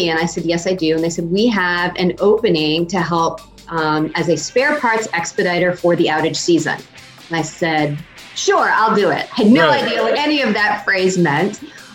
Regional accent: Maine, United States; moved away as an adult; also born or lived in Schenectady, New York; I moved back up to Maine to take a role with, at the time it was MBNA America. It's now, of course, Bank of America. Oh, okay. Yeah. Wonderful stint, back in my home state

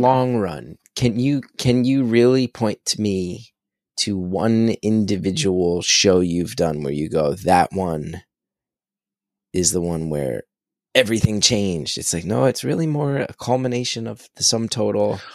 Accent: New Jersey, United States; I'm from Jersey, Jersey's kinda famous for its tomatoes

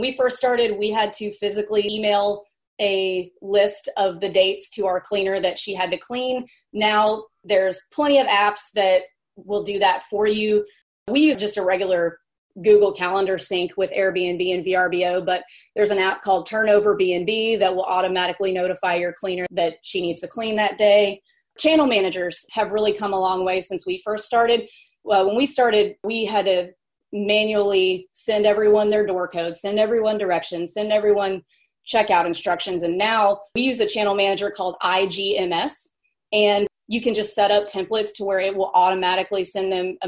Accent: Mississippi, United States; also born or lived in New York City; now in Nashville, United States; I grew up in Mississippi.

